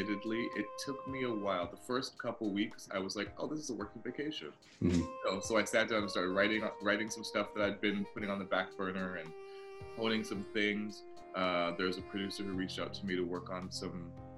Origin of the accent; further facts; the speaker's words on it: Toronto, Ontario, Canada; moved away as an adult; now in United States; Born and raised in Toronto.